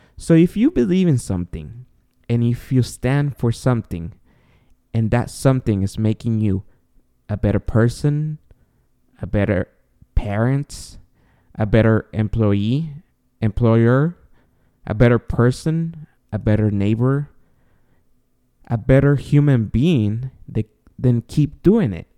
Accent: Guatemala; moved away; I was born and raised in Guatemala, and I was raised Catholic

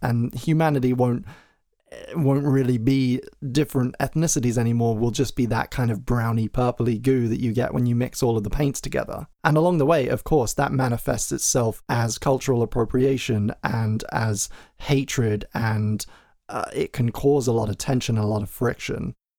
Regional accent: England, United Kingdom; accent: transatlantic; I'm English, but I have quite a transatlantic kind of twang to my voice

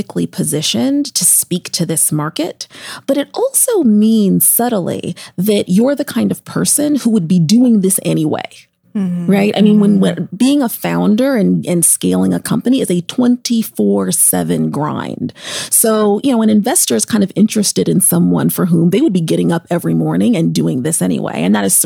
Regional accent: Seattle, Washington, United States; now in New York, United States; Seattle's my hometown.

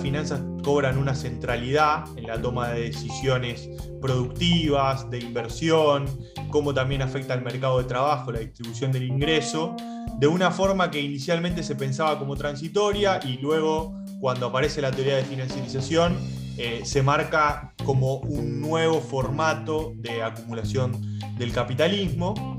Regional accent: Argentina; nuestro país

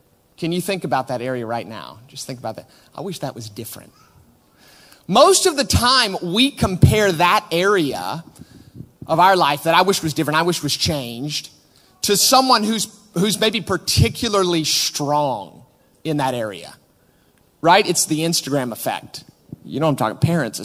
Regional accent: United States; now in Manchester, United Kingdom; we are from America.

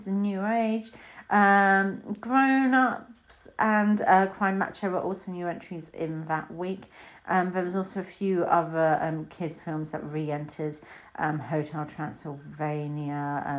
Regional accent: United Kingdom; as a Brit

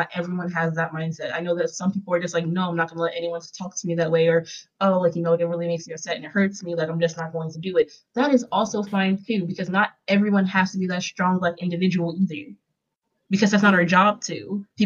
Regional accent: Philadelphia, Pennsylvania, United States; I come from Philadelphia.

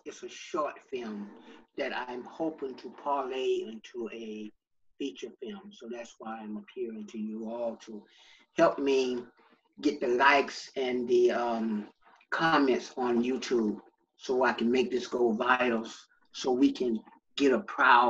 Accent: Stockbridge, Georgia, United States; I was born in Stockbridge, Georgia, south of Atlanta.

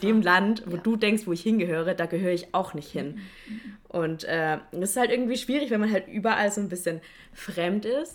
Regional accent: Stuttgart, Baden-Württemberg, Germany; ich komme aus Stuttgart

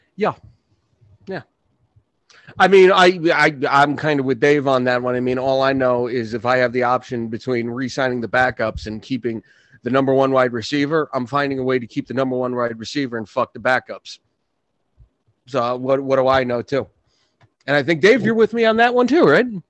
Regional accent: New York City, New York, United States; now in Orange County, New York, United States; I was born in Brooklyn.

